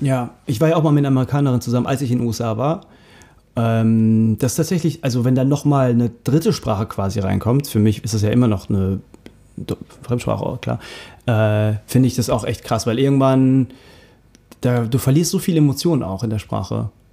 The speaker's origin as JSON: {"language": "German", "country": "Germany", "said": "dass wir Deutsche sind. Also von mir, von mir aus Turkodeutsch"}